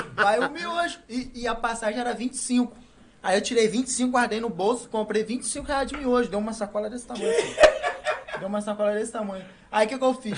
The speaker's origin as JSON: {"language": "Portuguese", "town": "Valença", "region": "Rio de Janeiro", "country": "Brazil", "tie": "born or raised there", "said": "eu nasci e fui criado ali, sempre rodei no bairro lá"}